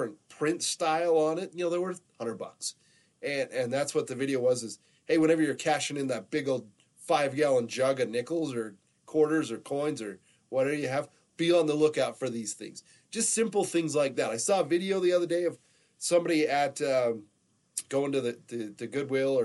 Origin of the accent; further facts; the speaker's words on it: Pahrump, Nevada, United States; I grew up down in the Las Vegas area. We were over the hump in Pahrump